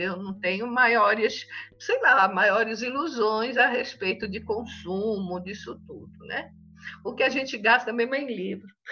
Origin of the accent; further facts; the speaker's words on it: Tanabi, São Paulo, Brazil; moved away as an adult; nasci numa cidadezinha bem pequena em São Paulo chamada Tanabi, que é na Alta Araraquarense, perto de São José do Rio Preto